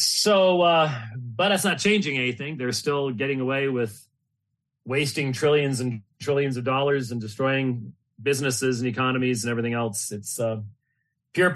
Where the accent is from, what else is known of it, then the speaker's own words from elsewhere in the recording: Phoenix, Arizona, United States; I'm from Phoenix